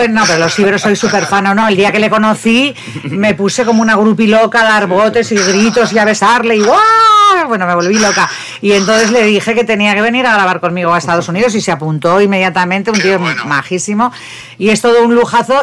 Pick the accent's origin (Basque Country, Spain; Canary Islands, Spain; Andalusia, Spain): Basque Country, Spain; Bilbao; moved away as an adult; now in Barcelona, Spain; soy de Bilbao yo